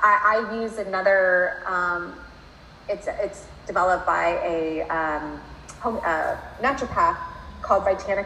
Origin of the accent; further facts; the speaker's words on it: United States; I'm American